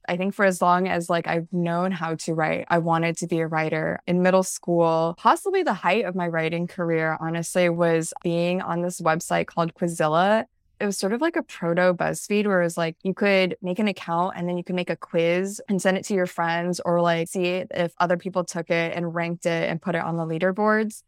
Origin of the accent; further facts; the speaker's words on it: central Illinois, United States; moved away; growing up in central Illinois, which also involved growing up in the Midwest as a Chinese American, as the daughter of immigrants